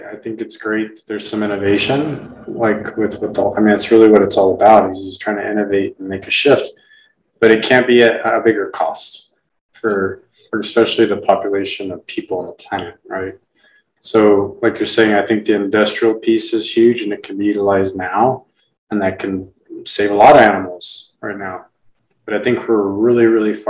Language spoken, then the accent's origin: English; Texas, United States; as a Texan